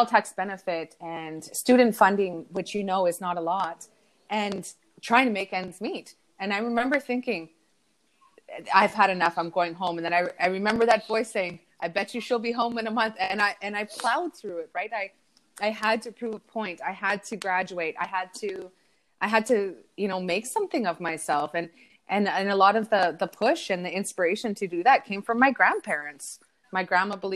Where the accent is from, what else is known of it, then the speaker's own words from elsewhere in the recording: Thunder Bay, Ontario, Canada; also born or lived in Sault Ste. Marie; I grew up in Thunder Bay. I spent a couple of years in Sault Ste. Marie during high school